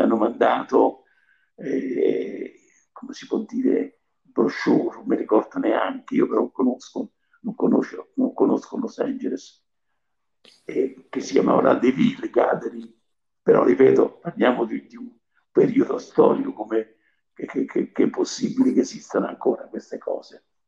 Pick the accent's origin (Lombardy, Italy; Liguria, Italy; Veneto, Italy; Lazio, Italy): Lazio, Italy; Civita Castellana; moved away as an adult; also born or lived in Rome; Io sono nato a Civita Castellana, in provincia di Viterbo.